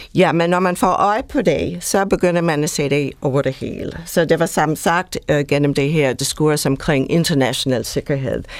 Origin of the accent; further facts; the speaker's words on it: United States; Danish is a second language; now in Denmark; Jeg er oprindeligt amerikaner